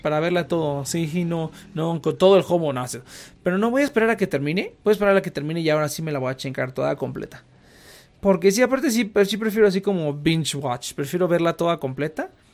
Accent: Mexico

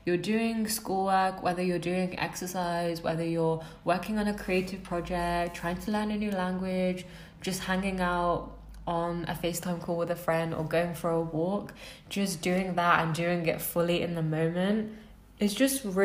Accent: United Kingdom; I'm British

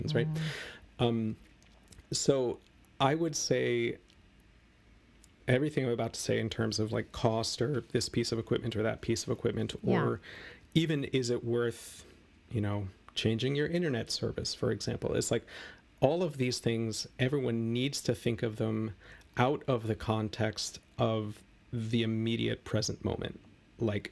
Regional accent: United States; I'm an American

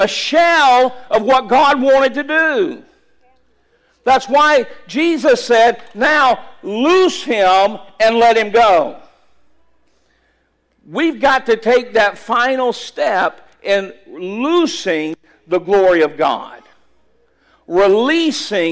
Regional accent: Callahan, United States; this little church in my hometown, Callahan

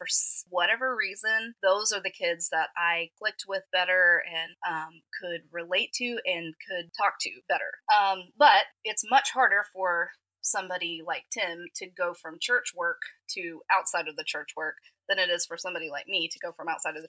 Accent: Atlanta, Georgia, United States; Didn't. Atlanta.

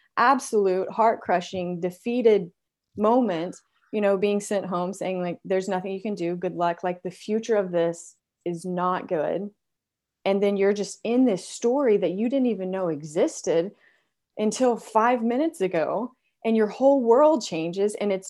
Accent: Texas, United States; I grew up in West Texas and we're very traditional in everything that we do.

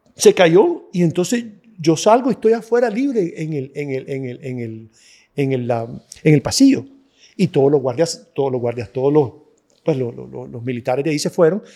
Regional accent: Nicaragua; era nicaragüense

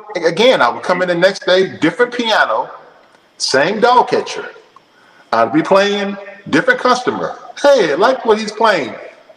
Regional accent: Florida, United States; also born or lived in Alabama; now in Murfreesboro, United States; So I moved back to Tallahassee, Florida. I was born in Florida

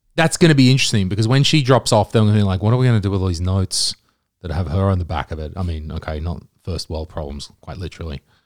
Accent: Australia; now in Estonia; I'm Australian

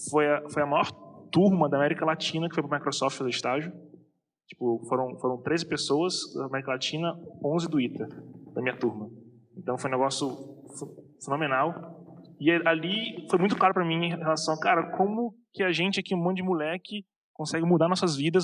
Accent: Rio de Janeiro, Brazil; moved away as an adult; also born or lived in São José dos Campos / United States; eu sou carioca

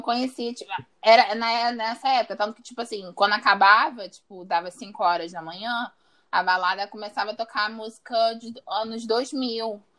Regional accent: Rio de Janeiro, Brazil; eu sou do Rio de Janeiro, tenho 27 anos

